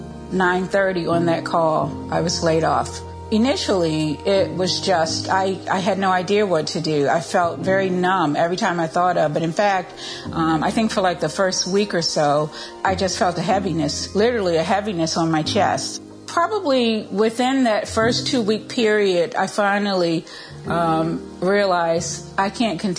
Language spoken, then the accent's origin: English; Westminster, Maryland, United States; I'm from Westminster, Maryland.